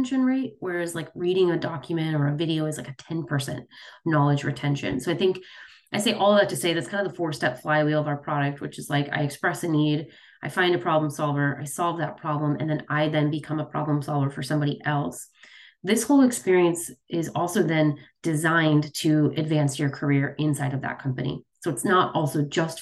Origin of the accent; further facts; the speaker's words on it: Chicago, Illinois, United States; I grew up in the Midwest. I was raised, born and raised in Chicago.